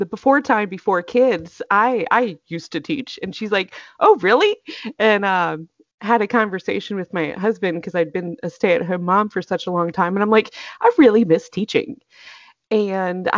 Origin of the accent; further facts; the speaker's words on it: North Carolina, United States; now in Atlanta area, Georgia, United States; I grew up in North Carolina